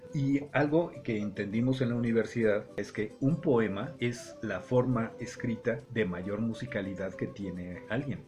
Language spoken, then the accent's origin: Spanish; Mexico City, Mexico; accent: chilango; moved away; Toda la vida a mí me dijeron, hablas como chilango. Mm. y tengo más de 50 años de no vivir en el Distrito Federal